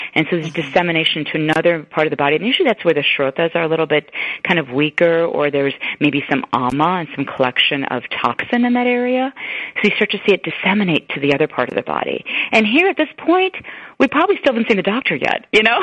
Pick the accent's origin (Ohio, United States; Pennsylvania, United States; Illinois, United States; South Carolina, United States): Illinois, United States; Chicago; also born or lived in East Africa; I grew up in Chicago